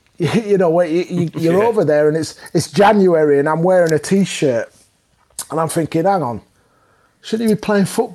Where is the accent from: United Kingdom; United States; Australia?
United Kingdom; Leeds, Yorkshire and the Humber; born or raised there